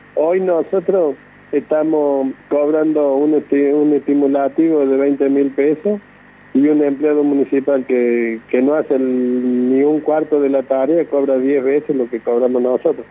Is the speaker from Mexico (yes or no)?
no; Córdoba, Argentina; aquí nací yo en la Villa La Lonja y bueno, hasta el día de hoy pienso estar acá eternamente